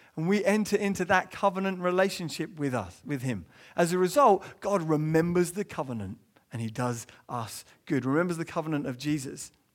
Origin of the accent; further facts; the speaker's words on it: England, United Kingdom; as an Englishman growing up